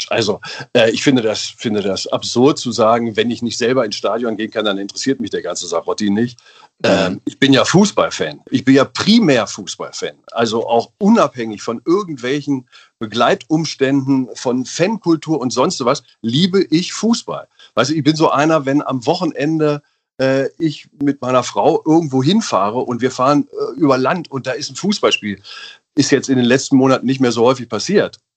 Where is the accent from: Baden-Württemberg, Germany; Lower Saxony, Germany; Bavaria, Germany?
Lower Saxony, Germany; Einbeck; born there; Ich bin ja in der Bierstadt geboren.